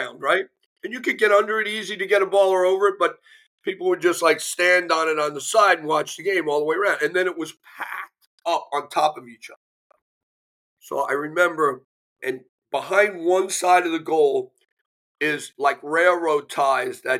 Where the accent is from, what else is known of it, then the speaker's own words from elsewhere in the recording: United States; I'm an American kid.